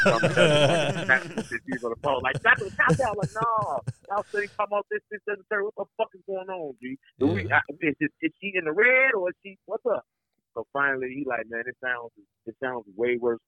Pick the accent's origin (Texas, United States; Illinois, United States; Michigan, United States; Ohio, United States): Illinois, United States; Chicago; I can't talk down much down on my city because I live this shit every day, man. I'm out here in it